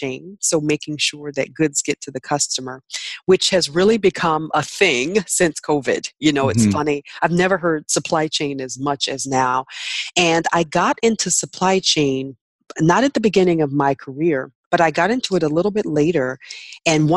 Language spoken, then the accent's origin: English; Hampton Roads, Virginia, United States; now in White Plains, United States; I'm originally from the Hampton Roads area in Virginia.